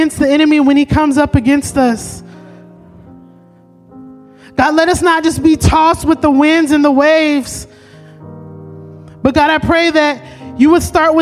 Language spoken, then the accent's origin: English; Oakland, California, United States; I'm from Oakland